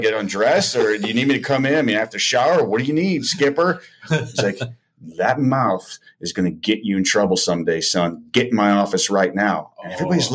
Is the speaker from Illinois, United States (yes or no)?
yes; Chicago, Illinois, United States; I'm originally from the Chicago area